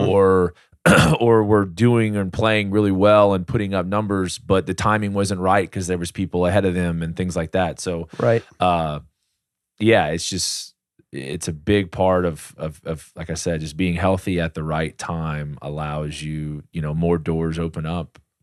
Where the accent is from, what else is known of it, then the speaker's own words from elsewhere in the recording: Slidell, Louisiana, United States; I grew up in Slidell, you know, played little league ball there and high school ball